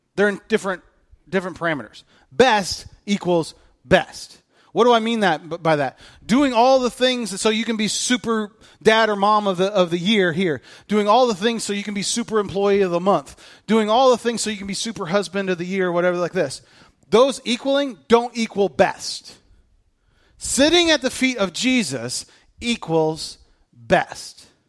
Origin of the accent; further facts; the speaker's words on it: United States; I'm an American